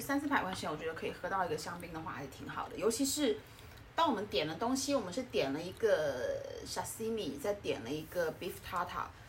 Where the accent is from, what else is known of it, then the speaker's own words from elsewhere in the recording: Guangdong, China; 作为一个广东人